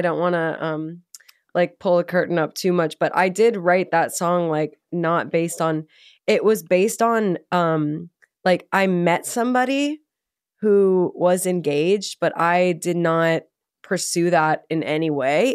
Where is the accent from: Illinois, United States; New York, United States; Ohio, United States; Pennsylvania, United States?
Illinois, United States; North Shore, northern suburbs of Chicago; I'm from the North Shore. I'm from the northern suburbs of Chicago